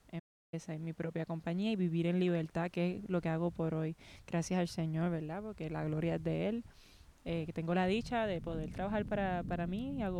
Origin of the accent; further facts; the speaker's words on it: Guayama, Puerto Rico; also born or lived in Ponce / San Juan / Carolina; donde, me crié, yo diría la mayor parte de mi infancia fue en Guayama.